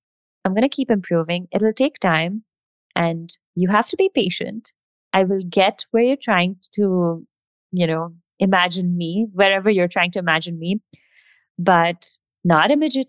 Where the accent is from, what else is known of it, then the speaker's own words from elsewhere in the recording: India; accent: mix of Indian and American/British; English is a second language; So like my accent has kind of neutralized. I'm like a mix of Indian and whatever American British songs I've heard.